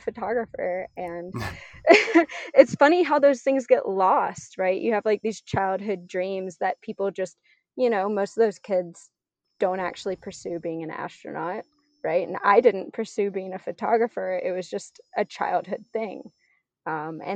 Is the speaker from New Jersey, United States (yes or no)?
no; South Louisiana, United States; I grew up in South Louisiana, so I was just really surrounded by nature all the time